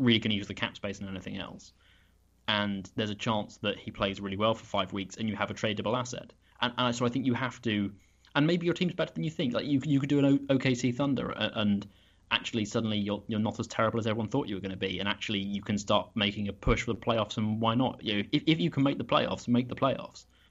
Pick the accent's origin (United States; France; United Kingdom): United Kingdom